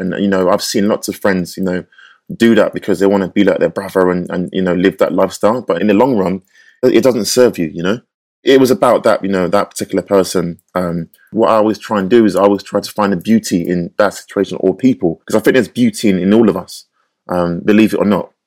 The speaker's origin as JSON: {"language": "English", "region": "London", "country": "United Kingdom", "tie": "born or raised there", "said": "I had growing up in North London, where I grew up"}